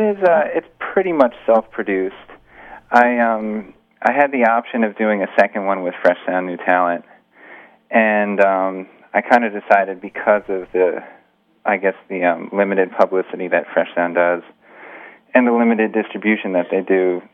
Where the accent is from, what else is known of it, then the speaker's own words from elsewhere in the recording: Greenwich, Connecticut, United States; also born or lived in New York City; I was born in New York City, and then when I was about five, my parents we moved out to Greenwich, Connecticut, which is just a suburb